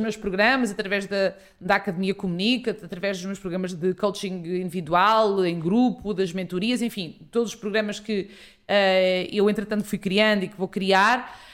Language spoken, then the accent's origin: Portuguese; Ribatejo, Portugal; sou ribatejana, uh, sou filha de pais agricultores